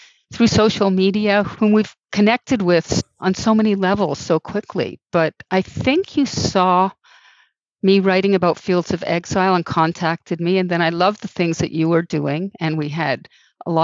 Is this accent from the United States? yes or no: no; Montreal, Quebec, Canada; I'm from Montreal. I'm Canadian.